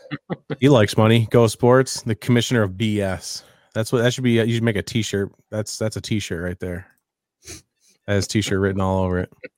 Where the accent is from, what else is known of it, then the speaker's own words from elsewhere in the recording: Western New York, United States; I'm from Western New York